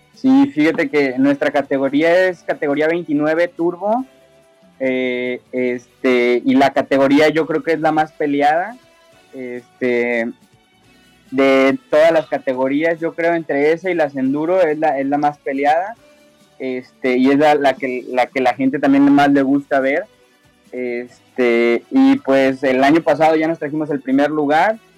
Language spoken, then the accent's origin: Spanish; San Luis Potosí, Mexico; somos originarios de San Luis Potosí